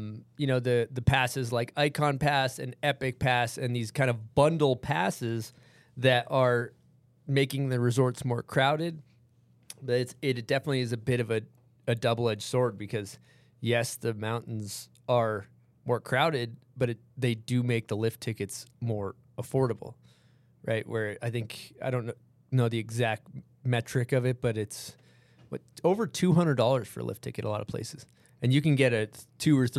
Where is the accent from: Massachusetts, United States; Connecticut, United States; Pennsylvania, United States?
Massachusetts, United States; now in Utah, United States; I grew up in Massachusetts